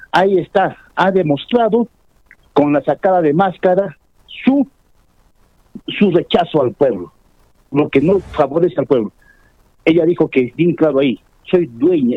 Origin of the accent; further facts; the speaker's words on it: Ácora, Puno, Peru; Yo soy de Ácora